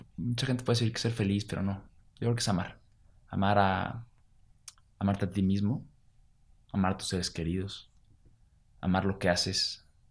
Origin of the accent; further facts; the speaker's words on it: Mexico; nuestra cultura, de nuestra historia y de nuestra idiosincrasia ya como mexicanos